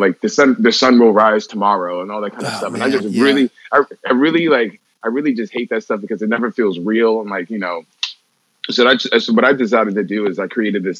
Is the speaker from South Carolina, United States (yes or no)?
no; New York, United States; Growing up in New York